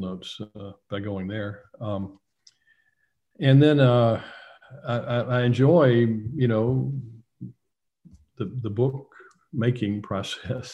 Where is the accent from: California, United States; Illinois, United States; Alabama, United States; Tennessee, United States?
Tennessee, United States; Nashville; Tennessean, you know, is the morning paper in my hometown